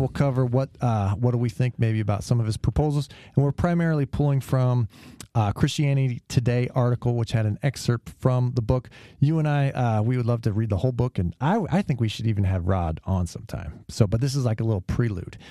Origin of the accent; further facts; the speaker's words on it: California, United States; I'm from California